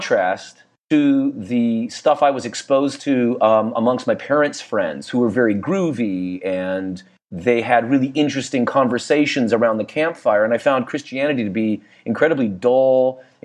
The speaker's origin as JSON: {"language": "English", "town": "Niwot", "region": "Colorado", "country": "United States", "tie": "born or raised there", "said": "they eventually built this house. Where I said in this little town, Niwot"}